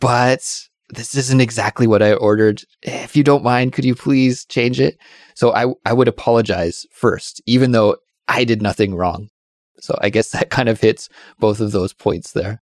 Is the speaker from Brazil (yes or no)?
no; Canada; now in Korea; my home country of Canada